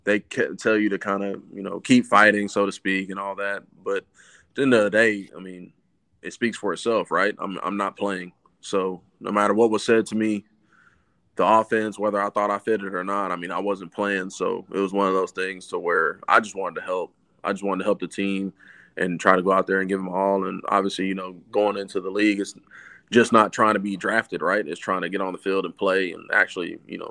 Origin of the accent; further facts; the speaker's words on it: Texas, United States; moved away; also born or lived in Oklahoma / Chicago; I'm from Texas, so my family was all Cowboys fan. I grew up around, you know, the glory days